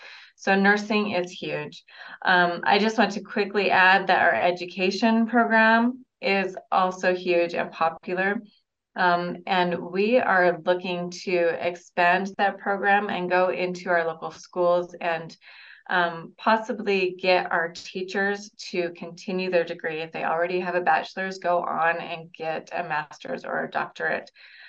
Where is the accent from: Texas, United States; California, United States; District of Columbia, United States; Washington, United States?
California, United States; Southern; also born or lived in Logan, Utah; now in Uintah Basin, United States; So I am not a Uintah Basin native. I grew up in Southern California and met my husband at Utah State in Logan. He's from the Uintah Basin, and that's how I ended up back here.